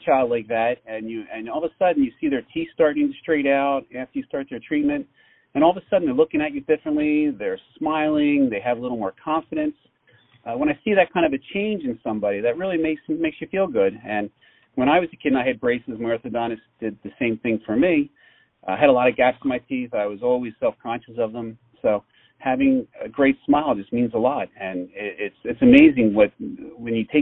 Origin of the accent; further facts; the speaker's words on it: Philadelphia, Pennsylvania, United States; I was born and raised in the Philadelphia area